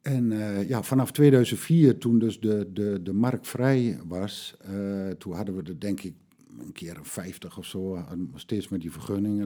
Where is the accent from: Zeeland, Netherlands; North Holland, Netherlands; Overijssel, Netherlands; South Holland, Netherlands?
Overijssel, Netherlands; Vriezenveen; ik ben geboren in Veen